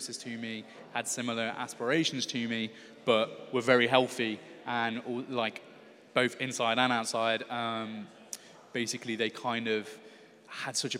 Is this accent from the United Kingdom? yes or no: yes; Stourbridge, West Midlands, United Kingdom; moved away as an adult; also born or lived in London / Huddersfield; I'm actually from Stourbridge, which is just outside of Birmingham